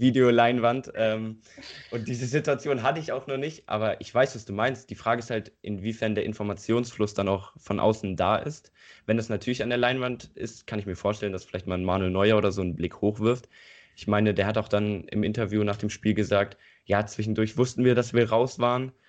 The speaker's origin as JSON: {"language": "German", "region": "Eifel", "country": "Germany", "said": "Hier in der Eifel, wo ich herkomme"}